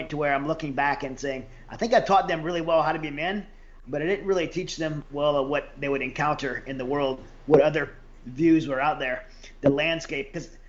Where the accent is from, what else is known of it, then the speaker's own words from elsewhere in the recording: Louisiana, United States; I grew up in the South. I grew up in Louisiana. I grew up learning how to work hard, respect women.